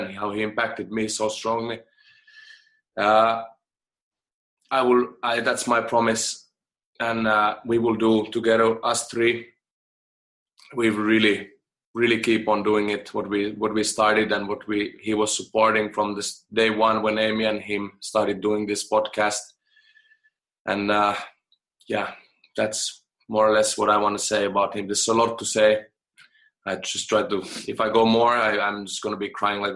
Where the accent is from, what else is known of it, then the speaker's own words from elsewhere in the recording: Finland; moved away; I'm from Finland originally, and I grew up in an environment where crying and a man crying was a little bit like a taboo